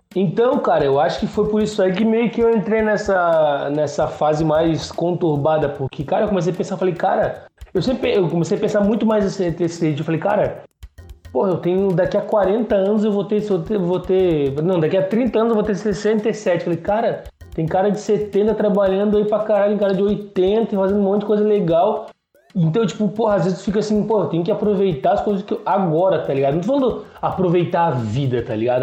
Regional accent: Porto Alegre, Rio Grande do Sul, Brazil; quando eu era criança, em Porto Alegre, cara, eu estudava em colégio público

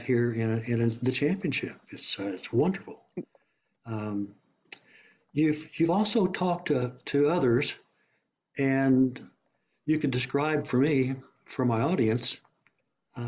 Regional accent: Oklahoma, United States; also born or lived in Nashville / Dallas; I grew up some in Oklahoma

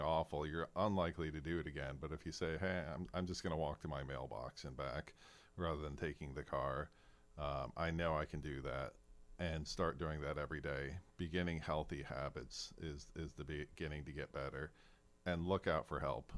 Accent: Fairbanks, Alaska, United States; moved away; also born or lived in Kodiak, Alaska; I grew up in Fairbanks

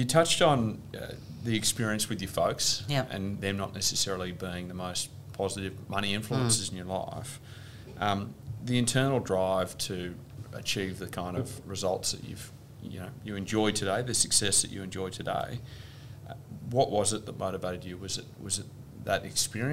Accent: Melbourne, Victoria, Australia; growing up in Melbourne

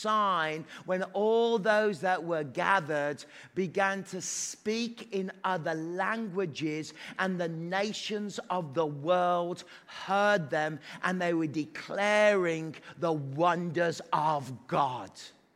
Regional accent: Newfoundland and Labrador, Canada; Are you Irish? No, I'm from Newfoundland.

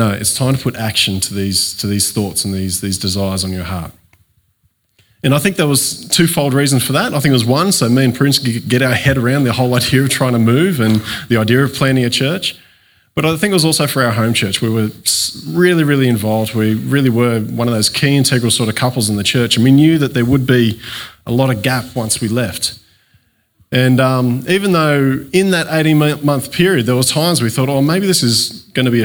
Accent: Coffs Harbour, New South Wales, Australia; moved away as an adult; also born or lived in Cooma, Australia; now in Narooma, Australia; I grew up in Coffs Harbour, but my family's from the Cooma area, and I ended up back there after high school.

